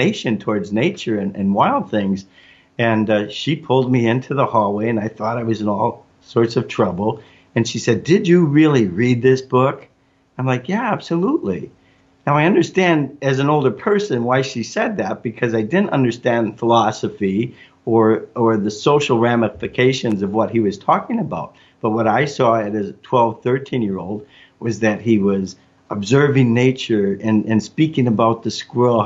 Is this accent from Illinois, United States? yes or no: yes; Chicago, Illinois, United States; I grew up in Chicago, at the time the second largest city in the United States